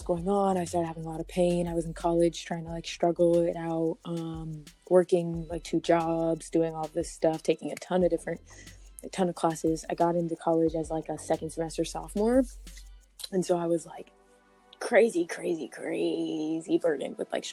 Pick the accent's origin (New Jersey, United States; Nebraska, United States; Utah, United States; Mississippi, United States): Nebraska, United States; Omaha; born or raised there; moved away; also born or lived in Colorado